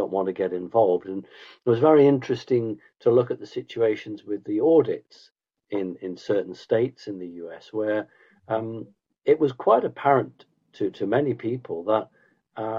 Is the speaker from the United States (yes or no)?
no; United Kingdom; as a Brit looking